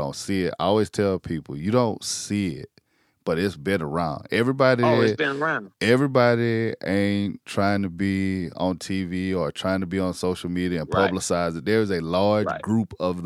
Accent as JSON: {"language": "English", "region": "South Carolina", "country": "United States", "tie": "born or raised there", "said": "I grew up in South Carolina, you know, grew up in the country"}